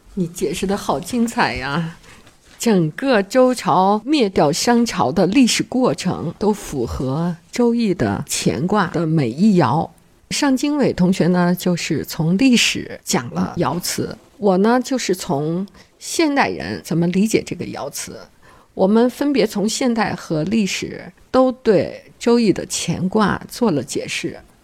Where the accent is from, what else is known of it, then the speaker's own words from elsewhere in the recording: China; 我们中国人